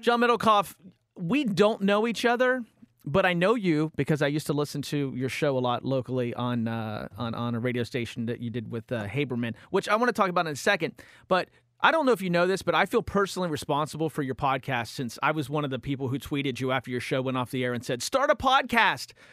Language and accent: English; East Coast, United States; growing up on the East Coast